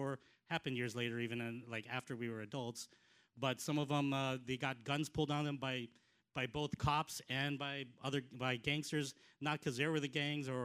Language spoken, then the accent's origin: English; Los Angeles, California, United States; moved away; also born or lived in South Carolina; we moved out to Southern California, L.A. area, when I was 4 years old